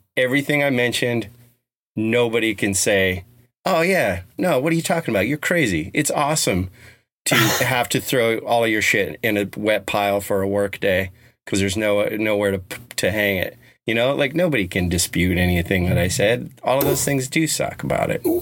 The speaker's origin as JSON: {"language": "English", "region": "Colorado", "country": "United States", "tie": "born or raised there", "said": "I grew up in Colorado"}